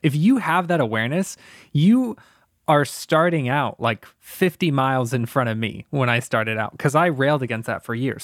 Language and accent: English; Tampa, Florida, United States; I grew up in Tampa, Florida, in an abusive household